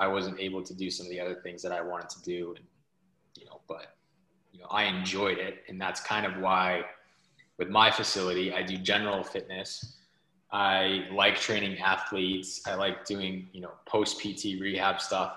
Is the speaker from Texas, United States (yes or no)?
no; Southern California, United States; also born or lived in Biddeford, Maine; now in Maine, United States; I was originally born and raised in Southern California